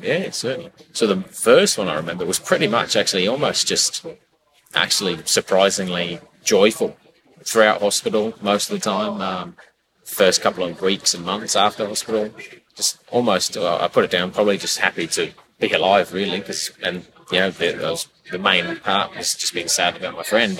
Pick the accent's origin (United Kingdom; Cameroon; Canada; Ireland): United Kingdom; Bangor, Wales; moved away as an adult; also born or lived in New Zealand; now in Brisbane, Australia; born and bred in Wales. Yeah. Bangor.